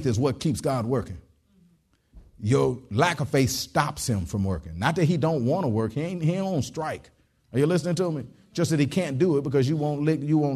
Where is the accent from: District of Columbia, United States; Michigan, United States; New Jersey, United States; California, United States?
Michigan, United States; Detroit; moved away; I was from Detroit originally and stuff like that. And it get cold in Detroit.